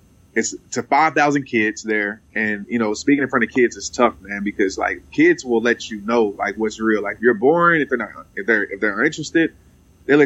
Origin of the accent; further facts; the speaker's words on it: Fort Worth, Texas, United States; I still stay in Fort Worth. I'm from Fort Worth.